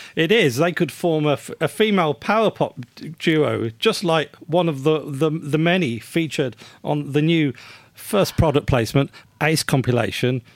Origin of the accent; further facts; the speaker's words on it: United Kingdom; I'm, I'm British, or at least have grown up in Britain